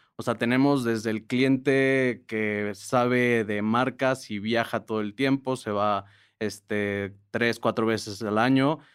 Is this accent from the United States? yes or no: no; Mexico; somos los mexicanos tan diversos